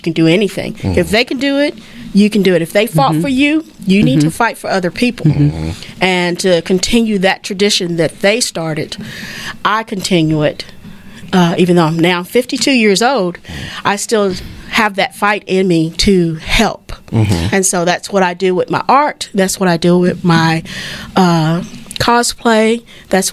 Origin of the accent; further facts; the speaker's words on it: Fort Worth, Texas, United States; I grew up in Fort Worth